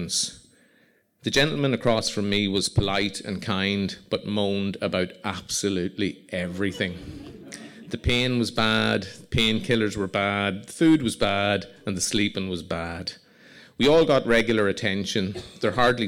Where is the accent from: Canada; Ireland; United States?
Ireland; Monaghan, Ulster; also born or lived in Belfast